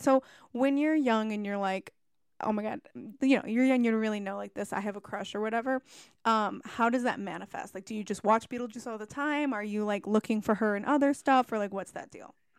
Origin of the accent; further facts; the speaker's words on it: Algonquin, Illinois, United States; I'm from Chicago. I was raised in Algonquin